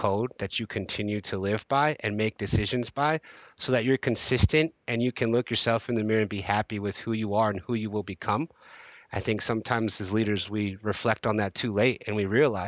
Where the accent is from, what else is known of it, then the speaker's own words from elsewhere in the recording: Bay Area, California, United States; I'm born and raised in the Bay Area